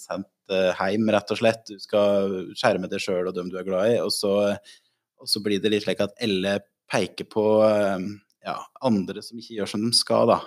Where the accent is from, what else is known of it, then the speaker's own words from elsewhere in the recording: Otta, Innlandet, Norway; now in Lillehammer, Norway; jeg er fra Otta og bor på Lillehammer